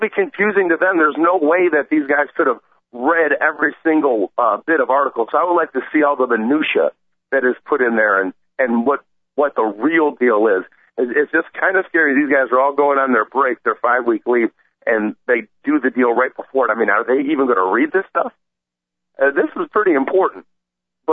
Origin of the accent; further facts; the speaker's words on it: United States; as an American